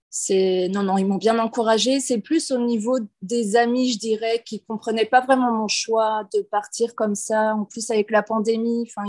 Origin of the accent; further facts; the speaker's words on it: Nantes, Pays de la Loire, France; moved away as an adult; now in Canada; Alors moi, je viens de Nantes, j'ai 28 ans, je travaillais en France dans une école maternelle auprès des enfants. Donc euh, j'ai voulu partir au Canada